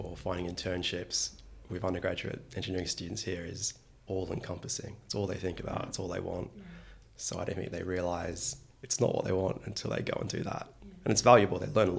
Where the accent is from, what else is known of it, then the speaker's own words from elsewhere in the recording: Australia; moved away; also born or lived in Wollongong; I'm from Australia. I went to a not very well-known university, the wonderful University of Wollongong. And I did an exchange here at UC Berkeley, which is, of course, in the Bay Area.